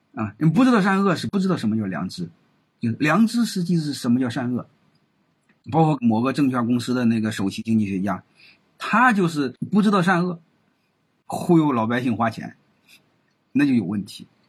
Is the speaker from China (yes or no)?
yes; China; 根据我们中国人的这种人性